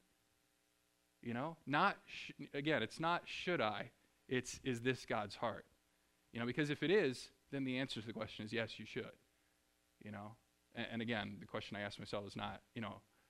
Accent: Springfield, Missouri, United States; moved away as an adult; also born or lived in Ohio / Seattle, Washington; I grew up in Springfield, Missouri

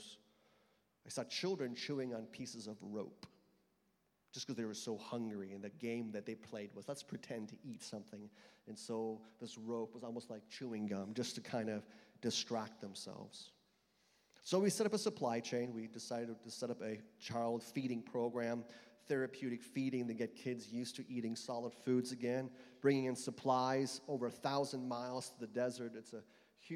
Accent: United States; now in Austria; I'm an American missionary sent by churches from across the United States

